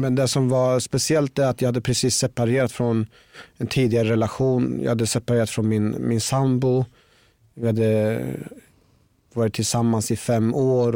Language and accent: Swedish; Norrköping, Östergötland, Sweden; Jag växte upp i Norrköping